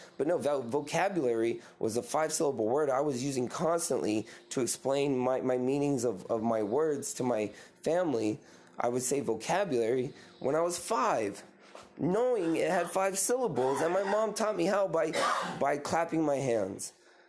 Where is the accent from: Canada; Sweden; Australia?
Australia; they don't even want to come at me because I'm Australian.